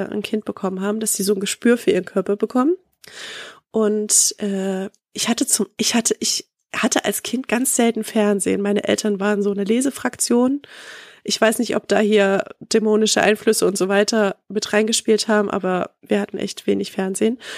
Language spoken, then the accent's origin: German; East Germany, Germany; Ich komme ja aus dem Osten so, wir sind